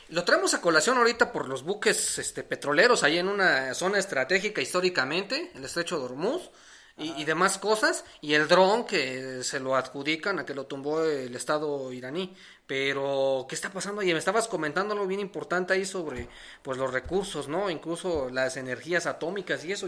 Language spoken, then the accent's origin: Spanish; Mexico; asumirnos como mexicanos